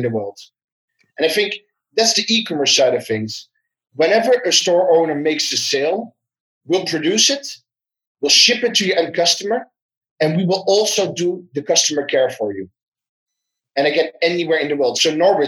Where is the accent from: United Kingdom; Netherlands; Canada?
Netherlands; I'm from the Netherlands